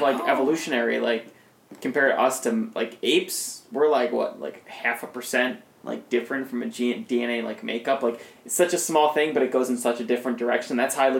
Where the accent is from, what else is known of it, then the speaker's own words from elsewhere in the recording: across the border from Trenton, New Jersey, Pennsylvania area, United States; I grew up actually 20 minutes away from Princeton's campus.